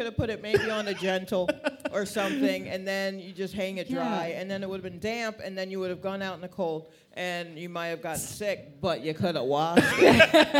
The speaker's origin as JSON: {"language": "English", "town": "Atlanta", "region": "Georgia", "country": "United States", "tie": "born or raised there", "also_born_or_lived": "Brooklyn, New York", "moved": "as an adult", "lives_now": "New York, United States", "said": "I was born in Brooklyn. Yes, and then crack showed up, and so my family moved to Atlanta when I was like 8. So that's where most of my book learning's been."}